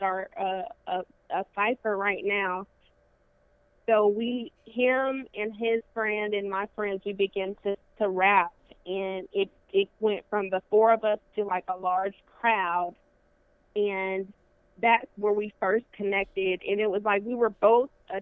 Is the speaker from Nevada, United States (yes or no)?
yes; Las Vegas, Nevada, United States; moved away as an adult; now in Montgomery, United States; I'm originally from Las Vegas, so I came to Alabama to pursue a college career